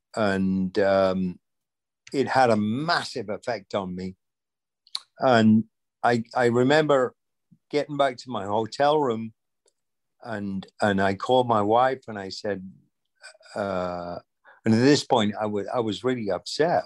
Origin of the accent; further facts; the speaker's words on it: rural England, United Kingdom; moved away as an adult; now in United States; growing up in England in rural England